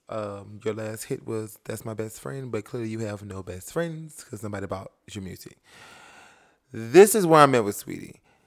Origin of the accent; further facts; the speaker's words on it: New York City, New York, United States; I come from Bed-Stuy